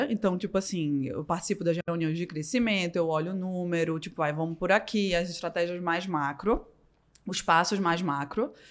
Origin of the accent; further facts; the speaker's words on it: Northeast Region, Brazil; born there; porque eu nasci no Nordeste, né?